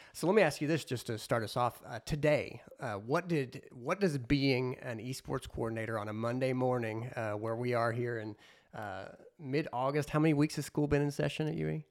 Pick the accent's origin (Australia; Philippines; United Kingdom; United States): United States; Southern Illinois; I'm from Southern Illinois